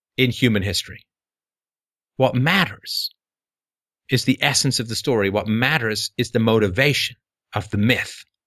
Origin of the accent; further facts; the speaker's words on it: England, United Kingdom; I grew up with a lot of patriotism growing up in England.